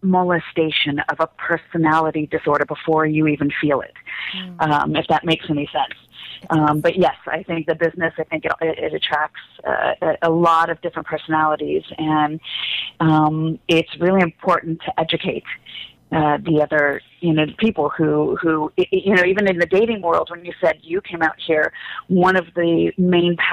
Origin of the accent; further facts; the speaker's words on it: Los Angeles, California, United States; also born or lived in Chicago; I was raised in Los Angeles my whole life